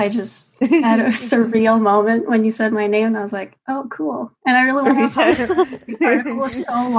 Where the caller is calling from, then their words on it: Montreal, Quebec, Canada; I'm from Montreal, Canada.